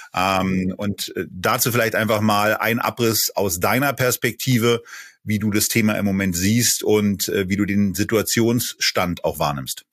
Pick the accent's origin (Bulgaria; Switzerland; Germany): Germany; Berlin; ich bin ja ebenfalls in Berlin geboren